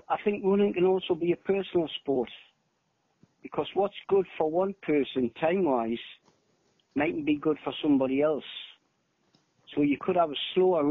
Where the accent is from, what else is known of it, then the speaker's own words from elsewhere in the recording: South Shields, North East England, United Kingdom; my local running club, which was South Shields, my hometown